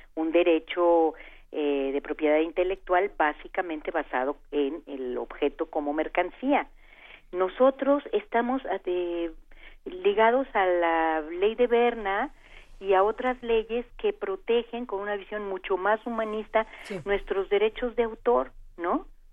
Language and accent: Spanish; Mexico